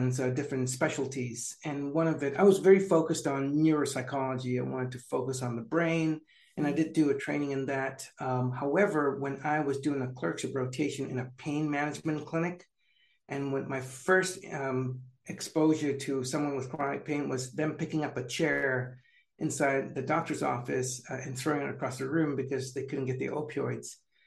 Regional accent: San Jose, California, United States; I'm native to California. So San Jose is my hometown

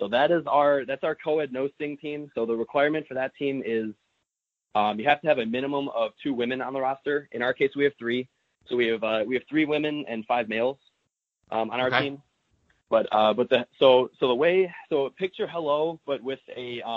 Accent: Twinsburg, Ohio, United States; I went to Twinsburg High School. As you mentioned, I'm from Twinsburg

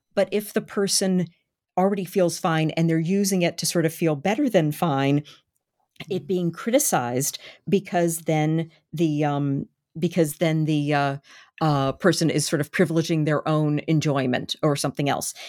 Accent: Baltimore, Maryland, United States; born or raised there

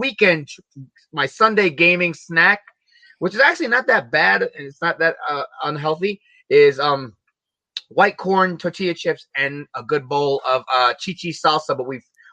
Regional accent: New York City, New York, United States; I grew up in Williamsburg, Brooklyn. Though I'm Puerto Rican

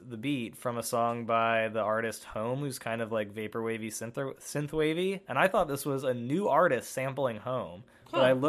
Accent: Portland, Oregon, United States; We're from Portland.

